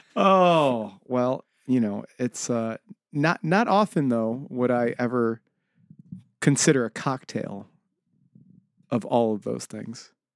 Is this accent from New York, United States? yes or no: yes; Buffalo, New York, United States; I am from South Buffalo originally